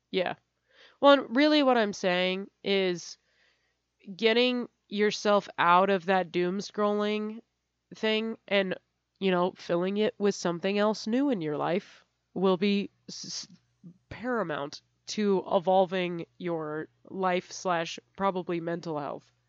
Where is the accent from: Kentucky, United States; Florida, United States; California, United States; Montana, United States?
California, United States; I'm from California